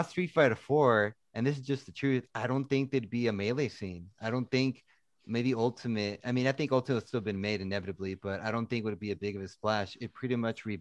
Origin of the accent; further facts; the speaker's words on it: Tracy, California, United States; my hometown